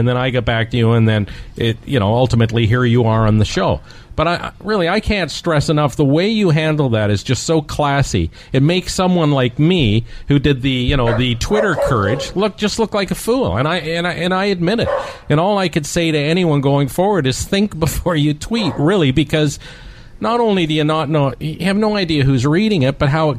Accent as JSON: {"language": "English", "town": "Toronto", "region": "Ontario", "country": "Canada", "tie": "born or raised there", "lives_now": "Calgary, Canada", "said": "I grew up in Toronto, was always a big fan of your and of the Humble and Fred show."}